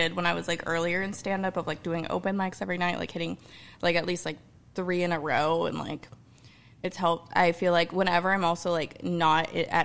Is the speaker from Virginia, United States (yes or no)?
no; Austin, Texas, United States; moved away as an adult; now in New York City, United States; I'm also from Austin